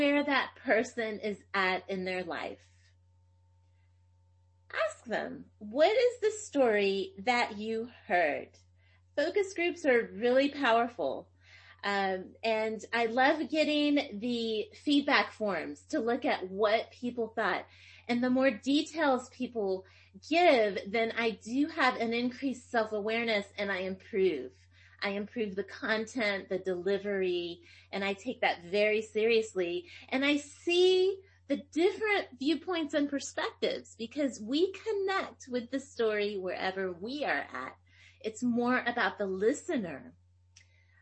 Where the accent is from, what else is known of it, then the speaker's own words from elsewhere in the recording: Tennessee, United States; first language Greek; English is a second language; I speak Greek. It was actually my first language and I grew up in Tennessee and I learned English and we spoke Greek in the home.